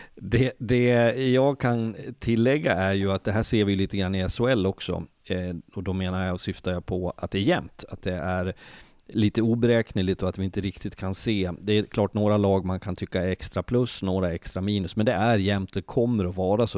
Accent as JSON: {"language": "Swedish", "town": "Leksand", "region": "Dalarna County", "country": "Sweden", "said": "jag kommer från Leksand"}